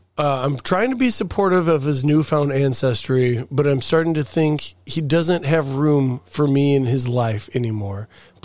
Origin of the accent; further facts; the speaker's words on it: Mississippi, United States; You know I'm from Mississippi.